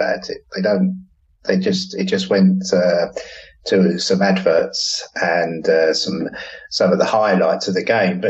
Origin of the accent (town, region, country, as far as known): England, United Kingdom; now in Portugal